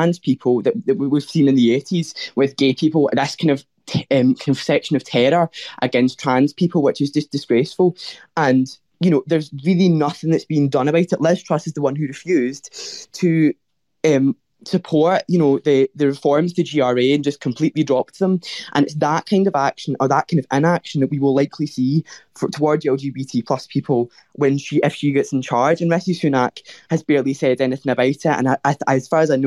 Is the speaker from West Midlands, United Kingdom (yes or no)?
no; Scotland, United Kingdom; a young person from Scotland, first of all, being Scottish